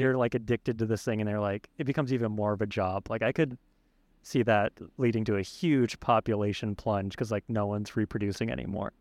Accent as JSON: {"language": "English", "country": "United States", "tie": "born or raised there", "said": "I was born in America"}